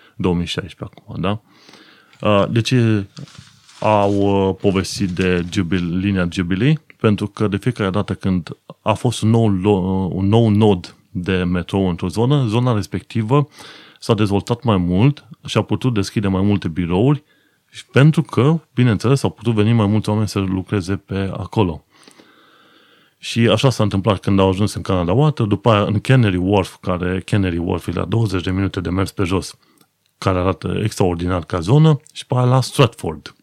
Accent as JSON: {"language": "Romanian", "country": "Romania", "moved": "yes", "lives_now": "London, United Kingdom", "said": "nouă românilor ca țară"}